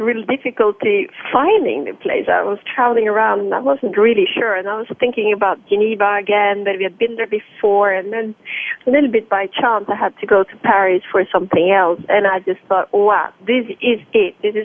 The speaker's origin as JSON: {"language": "English", "country": "Norway", "also_born_or_lived": "Milan, Italy", "moved": "yes", "lives_now": "Lausanne, Switzerland", "said": "From time to time, I do go to Norway, my home country"}